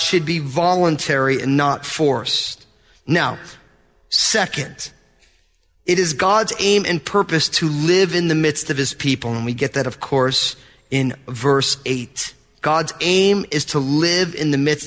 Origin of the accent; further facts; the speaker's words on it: New Jersey, United States; I'm from New Jersey